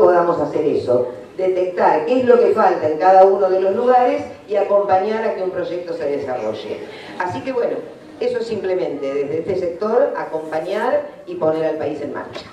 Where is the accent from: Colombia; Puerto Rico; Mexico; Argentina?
Argentina; La Plata, Buenos Aires Province; yo soy de La Plata